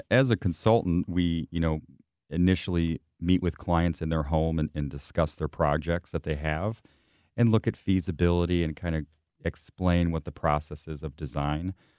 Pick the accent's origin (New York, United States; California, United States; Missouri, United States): Missouri, United States; St. Charles; from St. Louis, from St. Charles area, actually